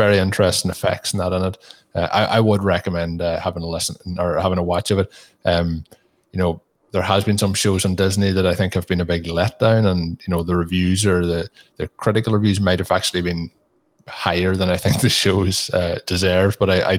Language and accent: English; Ireland; me being an Irish person, there's quite strong Irish accents in it